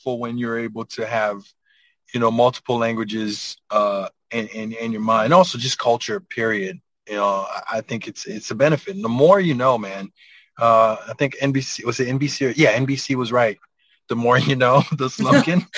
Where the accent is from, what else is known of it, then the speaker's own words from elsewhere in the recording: Haiti; moved away; I'm from Haiti, man. Like I grew up, you know, in the mountains